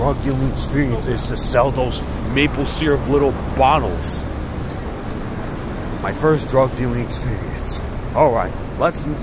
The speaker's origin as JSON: {"language": "English", "region": "New York", "country": "United States", "tie": "born or raised there", "said": "growing up in New York"}